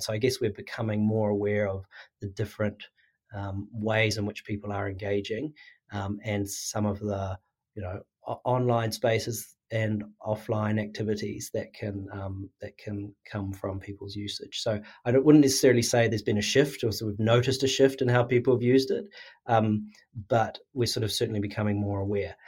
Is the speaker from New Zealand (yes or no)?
yes; New Zealand; now in Sydney, Australia